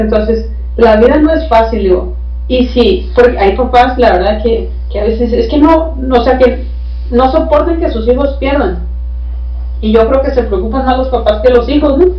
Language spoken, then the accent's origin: Spanish; Baja California, Mexico